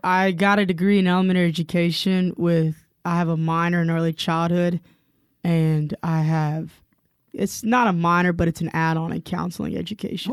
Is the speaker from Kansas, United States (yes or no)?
no; Spartanburg, South Carolina, United States; moved away as an adult; now in Cullman, United States; I am actually originally from the upstate of South Carolina in a town called Spartanburg, South Carolina